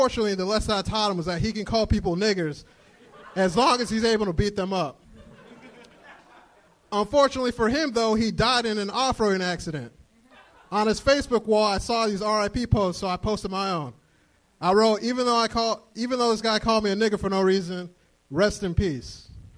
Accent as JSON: {"language": "English", "country": "Nigeria", "said": "Hi, everyone. I'm Nigerian."}